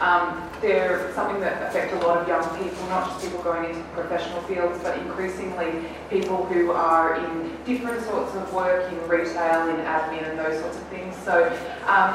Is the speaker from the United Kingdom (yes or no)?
no; Australia; I grew up in Australia